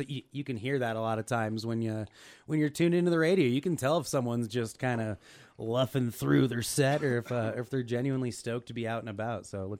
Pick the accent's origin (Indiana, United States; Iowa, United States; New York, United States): Iowa, United States; moved away; I'm from Iowa.